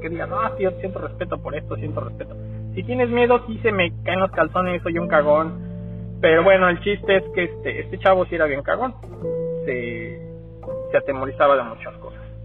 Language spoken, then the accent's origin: Spanish; Mexico City, Mexico; yo soy originario de la Ciudad de México y allá nosotros tendíamos a, a subirnos a los a las azoteas de, de los edificios a jugar fútbol